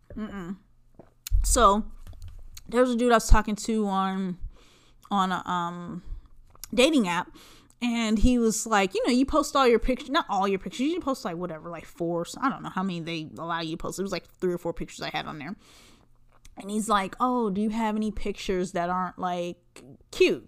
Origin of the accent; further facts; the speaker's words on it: Southern California, United States; I grew up in Southern California